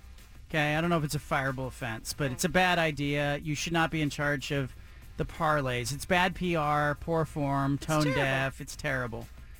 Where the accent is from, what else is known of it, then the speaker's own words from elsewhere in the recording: Oregon, United States; I said, the Pacific Northwest, you know, Oregon.